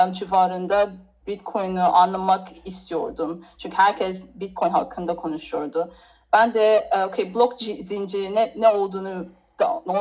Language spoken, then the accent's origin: Turkish; Turkey; Türkiye, Türkiye benim memleketimdir.